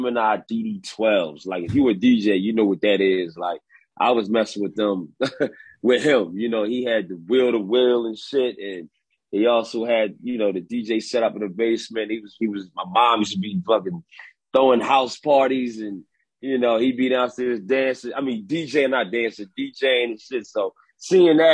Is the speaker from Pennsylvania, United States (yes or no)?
yes; Philadelphia, Pennsylvania, United States; growing up in West Philadelphia